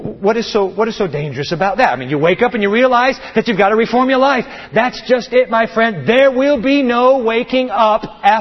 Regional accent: Japan; Earthquake. I grew up in Japan. We used to wake up in the middle of the night, our beds just shaking. Japan is the whole nation on a fault.

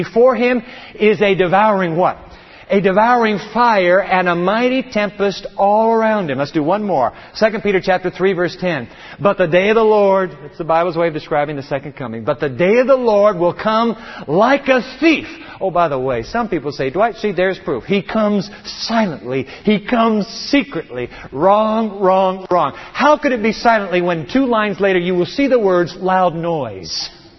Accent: Japan; Earthquake. I grew up in Japan. We used to wake up in the middle of the night, our beds just shaking. Japan is the whole nation on a fault.

